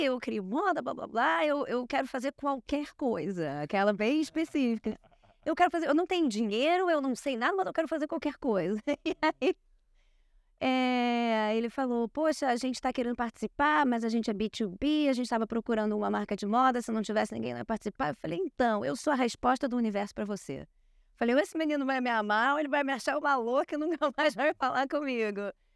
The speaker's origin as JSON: {"language": "Portuguese", "region": "Rio de Janeiro", "country": "Brazil", "tie": "born or raised there", "said": "Eu cresci numa ruazinha em Copacabana, onde eu passava de 10 da manhã às 10 da noite na rua brincando"}